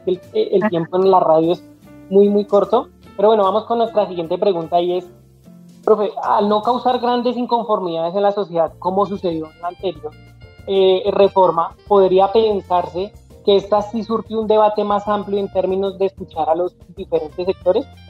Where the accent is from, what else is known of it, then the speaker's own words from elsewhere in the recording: Colombia; nosotros como colombianos